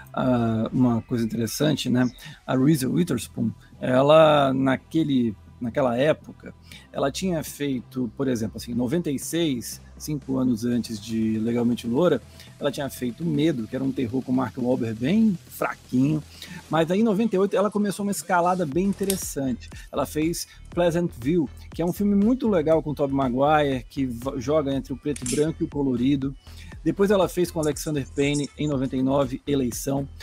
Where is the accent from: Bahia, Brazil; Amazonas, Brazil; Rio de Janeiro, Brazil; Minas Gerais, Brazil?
Amazonas, Brazil; Manaus; A Mônica também, assim como a Pamela e eu, somos de Manaus